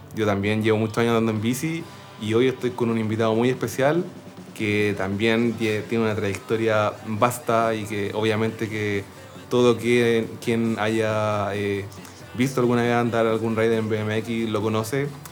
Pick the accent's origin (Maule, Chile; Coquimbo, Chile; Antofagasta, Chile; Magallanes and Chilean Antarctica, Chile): Maule, Chile; Linares; moved away as an adult; now in Santiago, Chile; yo soy del sur, soy de Linares